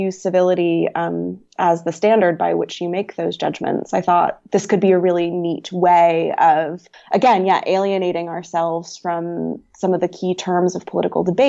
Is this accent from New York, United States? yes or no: no; North Carolina, United States; moved away as an adult; I'm from North Carolina